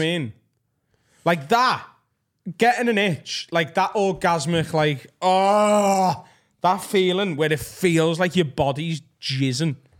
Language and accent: English; Preston, North West England, United Kingdom; Penwether, where I grew up in Preston, which is a suburb of Preston